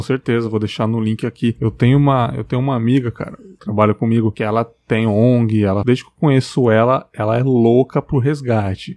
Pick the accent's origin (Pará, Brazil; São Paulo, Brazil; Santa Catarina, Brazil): São Paulo, Brazil; moved away as an adult; now in Cachoeiro de Itapemirim, Brazil; eu sou de São Paulo, uhum. capital, São Miguel Paulista ali. Já moro aqui uns 10 anos